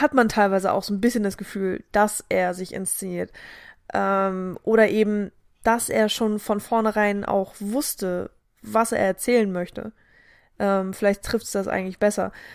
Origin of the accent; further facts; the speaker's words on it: Germany; wir als Deutsche